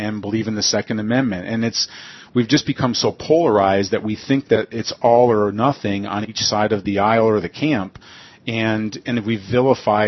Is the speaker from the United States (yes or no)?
yes; United States; I'm an American